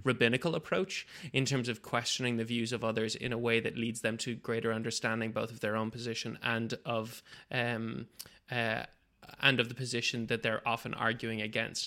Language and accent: English; Bangladesh; moved away; 'cause I grew up in Bangladesh